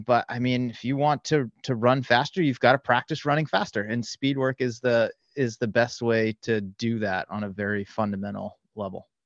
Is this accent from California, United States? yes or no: yes; the Bay Area, California, United States; I am from the Bay Area. I live just north of San Francisco